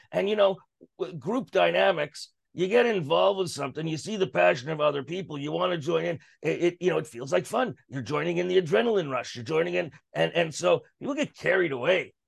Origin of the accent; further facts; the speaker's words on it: Canada; as a Canadian